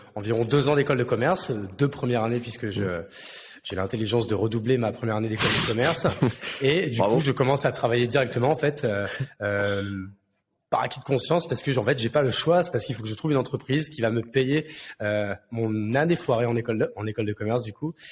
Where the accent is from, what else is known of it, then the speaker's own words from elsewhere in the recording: Marne, Champagne-Ardenne, Grand Est, France; moved away as an adult; also born or lived in Paris; now in Bordeaux, France; de base, je suis né à Paris, mais j'ai vécu toute mon enfance et adolescence euh, dans la Marne, à la campagne, donc du coup en, Champagne-Ardenne